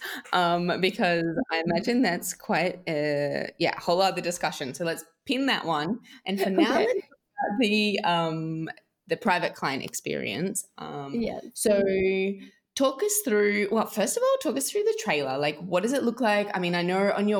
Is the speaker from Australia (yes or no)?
yes; Australia; I'm Australian